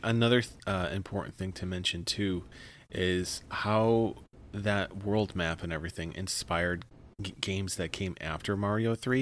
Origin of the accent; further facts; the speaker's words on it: Midwest, United States; accent: Midwestern; sometimes I say it, like, really Midwestern.